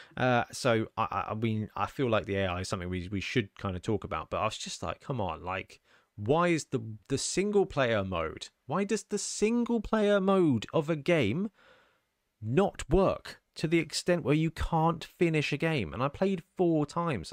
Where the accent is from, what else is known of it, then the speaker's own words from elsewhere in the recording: United Kingdom; we're British